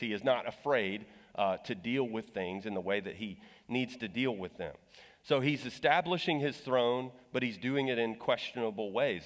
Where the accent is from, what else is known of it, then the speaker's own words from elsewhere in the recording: Texas, United States; I'm from Texas